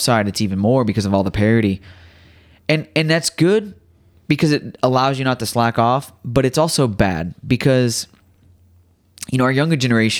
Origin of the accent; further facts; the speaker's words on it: Midwest, United States; I grew up racing dirt tracks. I grew up in the Midwest.